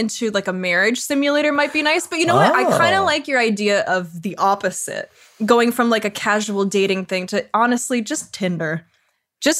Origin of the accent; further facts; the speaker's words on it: Sarnia, Ontario, Canada; I'm from Sarnia, Ontario. It's a small Canadian city as well